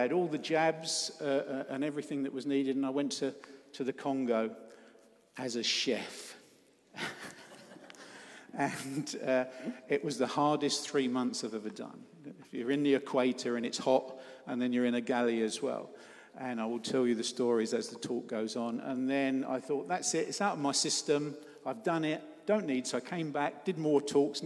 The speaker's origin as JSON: {"language": "English", "area": "Cornwall", "region": "South West England", "country": "United Kingdom", "said": "I'm up from Cornwall"}